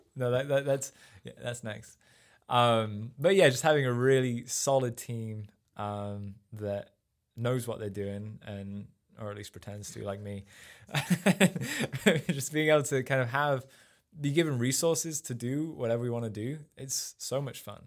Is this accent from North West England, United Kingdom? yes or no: no; Sheffield, Yorkshire and the Humber, United Kingdom; moved away as an adult; also born or lived in Rotherham; now in United States; I grew up in, uh, just outside of Sheffield in England, which is up in the north